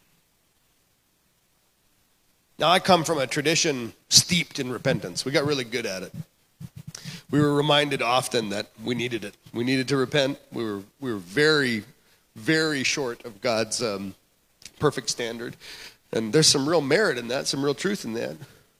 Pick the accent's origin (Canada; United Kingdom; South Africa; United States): Canada; moved away; I grew up in Canada